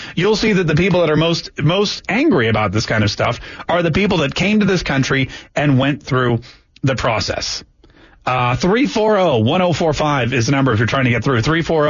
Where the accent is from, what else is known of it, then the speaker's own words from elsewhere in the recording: Canada; now in United States; When I came here from Canada, okay, sure, it wasn't as tough. But, you know, I had to take an English test.